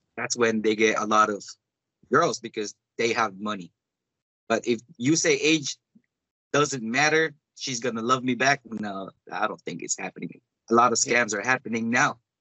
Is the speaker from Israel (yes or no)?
no; Davao City, Davao Region, Philippines; now in United States; I'm from Davao